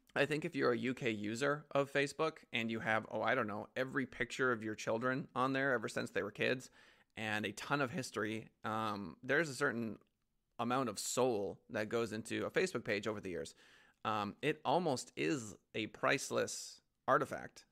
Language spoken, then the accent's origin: English; United States; as an American